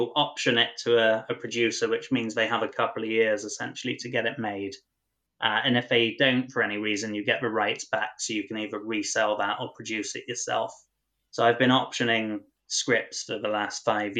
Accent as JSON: {"language": "English", "area": "North Devon", "region": "South West England", "country": "United Kingdom", "tie": "born or raised there", "moved": "as an adult", "lives_now": "London, United Kingdom", "said": "I grew up in North Devon and I moved to London when I was 20 years old to become a writer."}